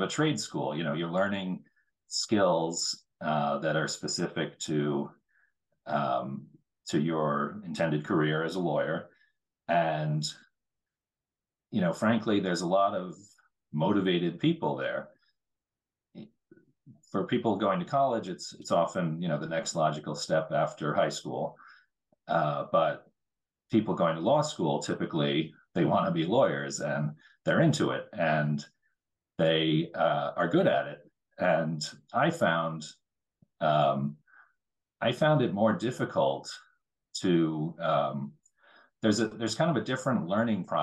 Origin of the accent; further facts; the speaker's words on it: United States; growing up as an American